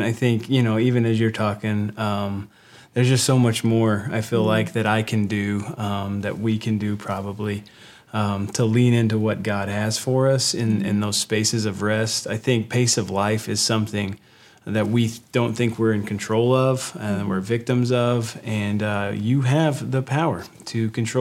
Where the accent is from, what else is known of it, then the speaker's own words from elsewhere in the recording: West Texas, United States; I grew up in West Texas